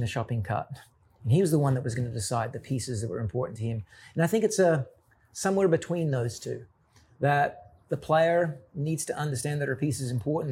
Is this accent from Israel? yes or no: no; Australia; being an Australian